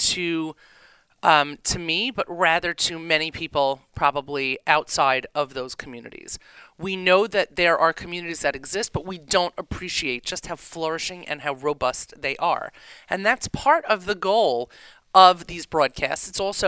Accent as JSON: {"language": "English", "region": "New York", "country": "United States", "said": "as a New Yorker"}